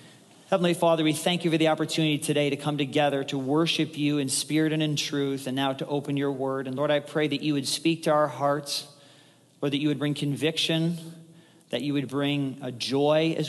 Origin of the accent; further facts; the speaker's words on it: United States; we as Americans